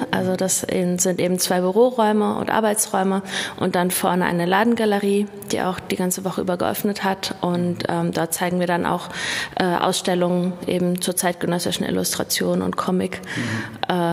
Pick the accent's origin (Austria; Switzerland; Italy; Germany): Germany; Frankfurt am Main, Hesse; moved away as an adult; also born or lived in Berlin; Also ich bin in Berlin-Neukölln geboren und äh, meine Familie ist mit mir dann aber nach Hessen gezogen, erstmal nach Frankfurt am Main. Und zum Studium bin ich dann nach Kassel gezogen 2001